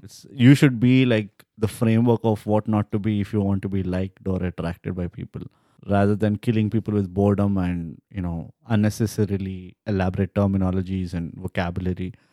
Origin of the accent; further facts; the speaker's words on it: India; We are just Indians